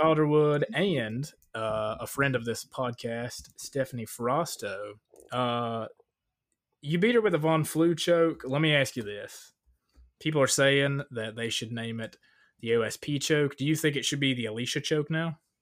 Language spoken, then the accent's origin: English; Northeast Tennessee, Southwest Virginia, United States; moved away; also born or lived in Salisbury, North Carolina; I grew up in Southwest Virginia, Northeast Tennessee